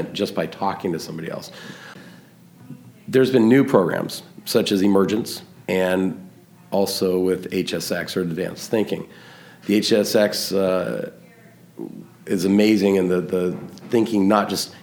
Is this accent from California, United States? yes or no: yes; Southern California, United States; I am from Southern California